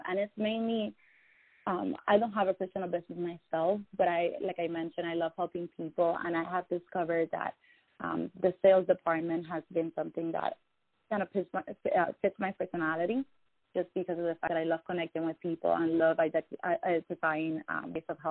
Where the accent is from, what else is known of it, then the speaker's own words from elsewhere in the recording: Cuba; now in United States; I was born and raised in Cuba